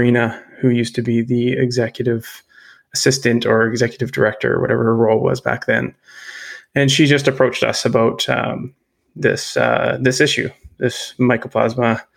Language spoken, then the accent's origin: English; Terrace, British Columbia, Canada; also born or lived in Lower Mainland, British Columbia; now in Nanaimo, Canada; I was born in Northern BC, born and raised in Terrace